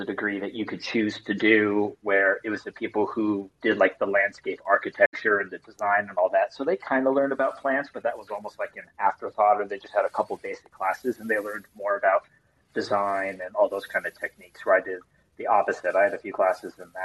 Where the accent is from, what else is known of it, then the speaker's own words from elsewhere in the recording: Los Angeles, California, United States; moved away as an adult; now in New York, United States; I'm from the suburbs of LA, so where it's always warm and sunny